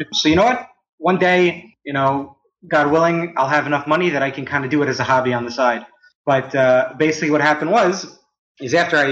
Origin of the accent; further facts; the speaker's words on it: New Rochelle, New York, United States; moved away as an adult; now in Israel; I'm originally from New Rochelle, New York